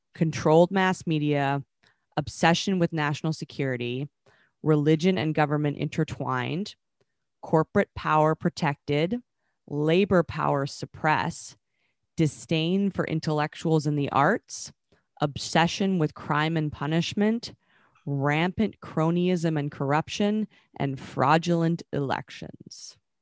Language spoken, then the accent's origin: English; Vancouver, British Columbia, Canada; moved away; Vancouver, um, which is my hometown